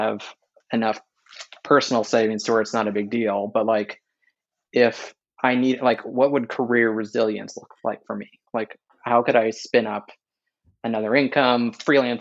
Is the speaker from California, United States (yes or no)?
yes; California, United States; moved away as an adult; also born or lived in East Coast; growing up in California and living on the East Coast for the past decade